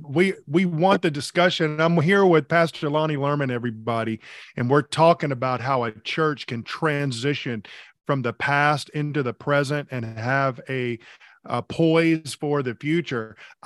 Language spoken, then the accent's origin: English; Jacksonville, Florida, United States; moved away; When I grew up in Jacksonville, Florida, I was exposed to the gospel through an independent Baptist church there in Jacksonville, a very big independent Baptist church.